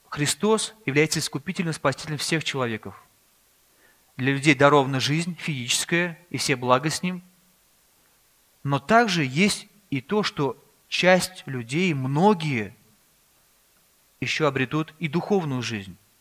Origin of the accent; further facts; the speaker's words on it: Russia; also born or lived in Kazan; мы родились в России здесь